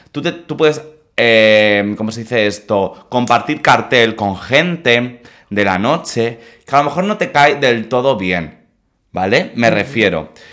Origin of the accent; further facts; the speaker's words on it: Mallorca, Balearic Islands, Spain; Yo no decía que era de Mallorca